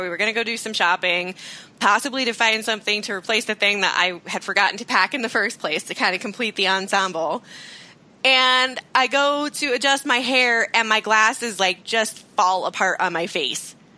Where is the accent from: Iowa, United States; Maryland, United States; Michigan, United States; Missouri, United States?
Iowa, United States; I'm from Iowa